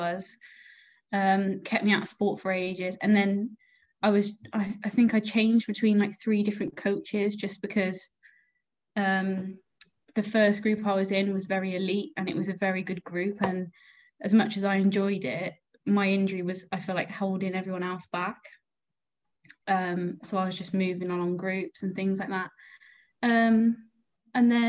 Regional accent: Gloucester, South West England, United Kingdom; now in Cardiff, United Kingdom; I went to school in Gloucester

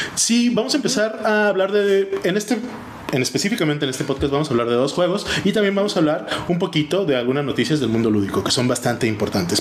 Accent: Mexico; now in Germany; aunque nosotros estamos en Alemania, seguimos siendo mexicanos

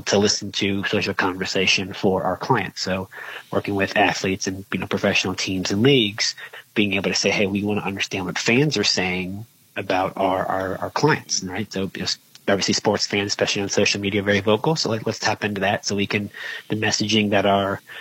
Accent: outside of Charleston, South Carolina, United States; I grew up outside of Charleston. I knew I wanted to stay in the state of South Carolina

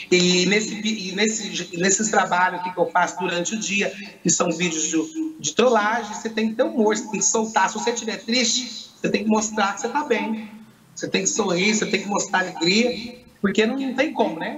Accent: Poços de Caldas, Minas Gerais, Brazil; sou de Pós Caldas, Minas Gerais.

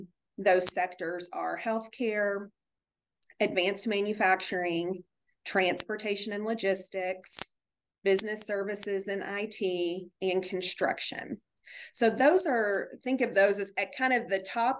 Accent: Springfield, Kentucky, United States; moved away as an adult; also born or lived in Texas / California; Even though I'm from Kentucky, I grew up in Springfield, Kentucky, and have lived here for a long time, spent some time out of state.

